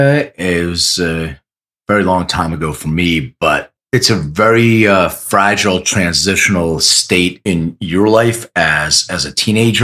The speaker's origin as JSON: {"language": "English", "town": "Philadelphia", "region": "Pennsylvania", "country": "United States", "moved": "yes", "lives_now": "Los Angeles, United States", "said": "I'm originally from Philly. I live in LA now"}